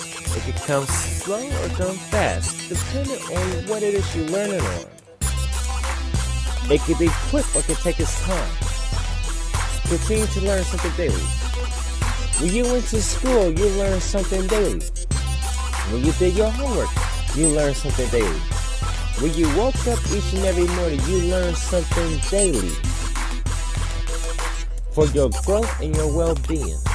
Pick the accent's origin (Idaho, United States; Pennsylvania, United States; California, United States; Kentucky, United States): California, United States; I'm from California